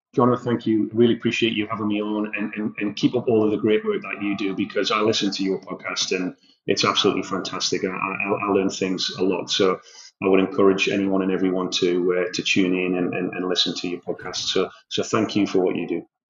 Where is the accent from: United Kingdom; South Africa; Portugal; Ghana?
United Kingdom; Newcastle upon Tyne, North East England; moved away as an adult; now in Australia; I'm a lad from Newcastle in the northeast of England. I haven't lived there for over 20 years, and now I'm living on the other side of the world, and I'm a very proud Geordie